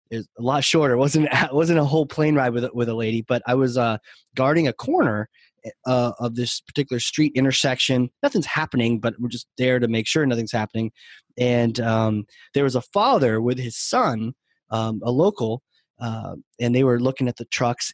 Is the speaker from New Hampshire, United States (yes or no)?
yes; New Hampshire, United States; I'm from New Hampshire. It snows where I'm from.